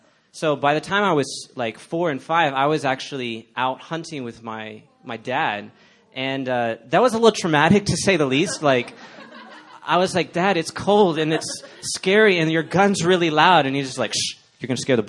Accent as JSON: {"language": "English", "town": "Dallas", "region": "Texas", "country": "United States", "tie": "born or raised there", "moved": "yes", "said": "I grew up in Dallas, Texas."}